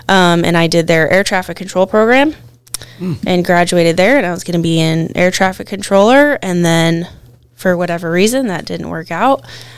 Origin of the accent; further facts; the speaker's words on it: Idaho, United States; moved away as an adult; also born or lived in Anchorage, Alaska; now in King Salmon, United States; I grew up in Idaho, and my dad said he named me after a Montana cowgirl.